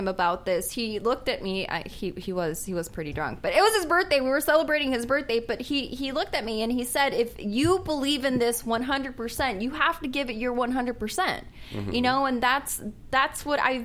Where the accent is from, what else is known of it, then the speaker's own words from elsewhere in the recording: Florida, United States; I'm from Florida.